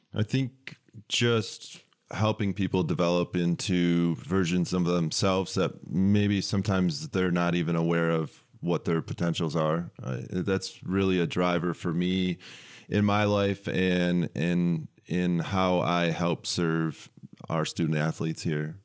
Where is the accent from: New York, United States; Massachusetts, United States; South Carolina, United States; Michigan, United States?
Michigan, United States; West; moved away as an adult; now in Lansing, United States; I grew up in West Michigan